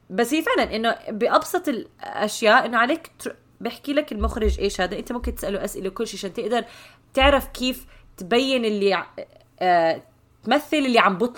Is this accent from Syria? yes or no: yes; Syria; انا سوري